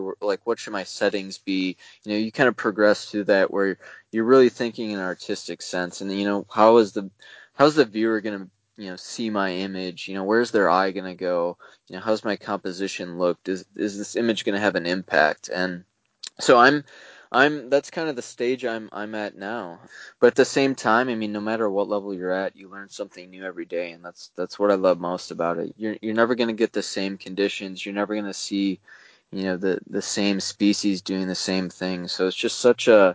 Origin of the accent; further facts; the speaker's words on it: Wisconsin, United States; I'm from Wisconsin, and that's still home for me